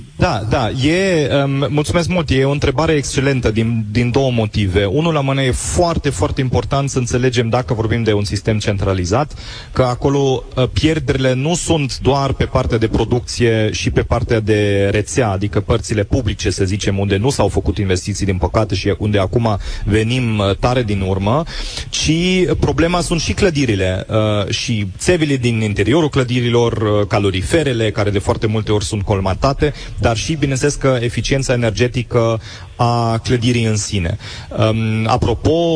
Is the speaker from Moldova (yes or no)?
no; Germany; now in Timișoara, Romania; eu am crescut în, în Germania